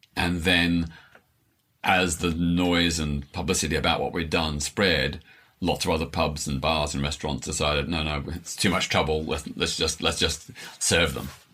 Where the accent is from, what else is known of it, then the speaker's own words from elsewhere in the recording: Melbourne, Victoria, Australia; I was born in Melbourne, Australia in 1952, so just seven years after the end of the Second World War.